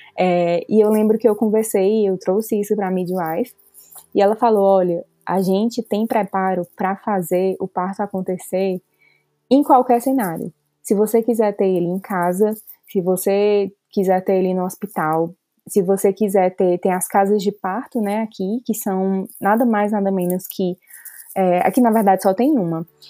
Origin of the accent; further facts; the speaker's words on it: Fortaleza, Ceará, Brazil; moved away as an adult; now in Calgary, Canada; eu sou originalmente de Fortaleza